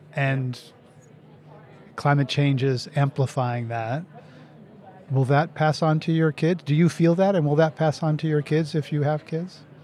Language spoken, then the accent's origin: English; United States; as an American